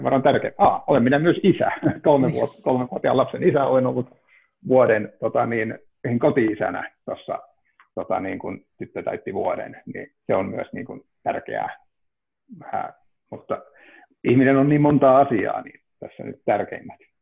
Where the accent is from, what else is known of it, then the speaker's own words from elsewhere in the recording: Ivalo, Lapland, Finland; now in Helsinki, Finland; olen Ivalosta kotoisin ja tosiaan Helsinkiin muuttaneena olen